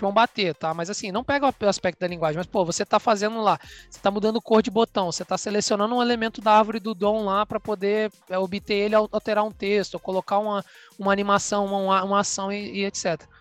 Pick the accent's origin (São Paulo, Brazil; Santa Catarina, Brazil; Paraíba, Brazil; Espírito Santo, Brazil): Espírito Santo, Brazil; Vitória; moved away; eu sou capixaba de Vitória